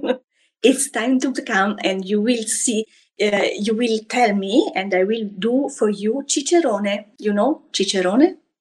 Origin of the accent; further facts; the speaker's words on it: Florence, Tuscany, Italy; now in France; I grew up in Florence, where I was born almost a century ago.